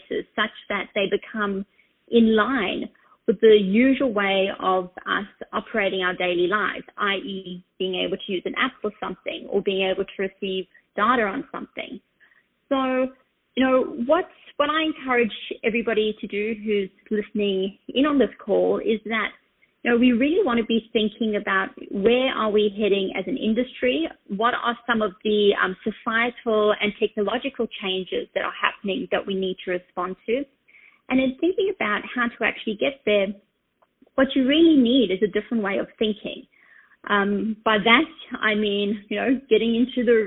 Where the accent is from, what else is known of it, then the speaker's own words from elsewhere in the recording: Australia; now in New York, United States; I'm situated in New York. I'm Australian, in case you're trying to guess my accent.